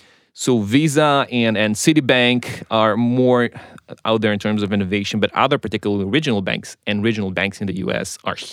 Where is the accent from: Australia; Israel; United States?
Israel; I was raised on technology in Israel